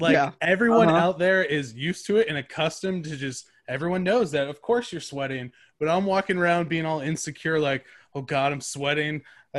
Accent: Southern California, United States; we both grew up in Southern California and, you know, like you were saying earlier, kind of adjusting to the heat of Arizona.

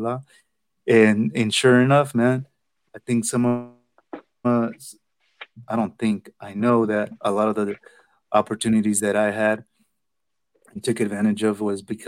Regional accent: San Jose, California, United States; born or raised there; first language Spanish; English is a second language

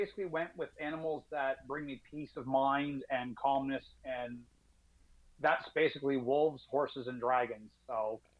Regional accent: Nova Scotia, Canada; We're from the Maritimes, believe it or not.

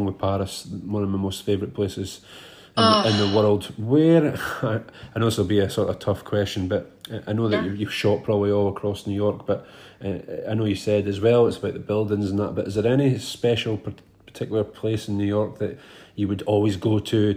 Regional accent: Arbroath, Scotland, United Kingdom; also born or lived in Dundee; my hometown which is called Arbroath

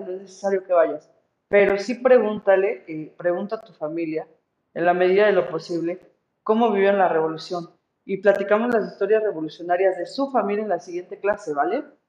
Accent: Mexico; soy puro mexicano

